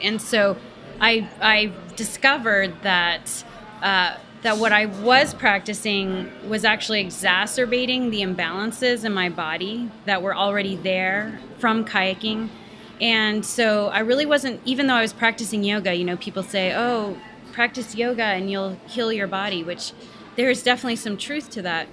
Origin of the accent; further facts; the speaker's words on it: Canada; moved away as an adult; also born or lived in Chapel Hill, North Carolina; I grew up in a you know middle upper middle class family in uh, in between Ottawa and Montreal, up in Canada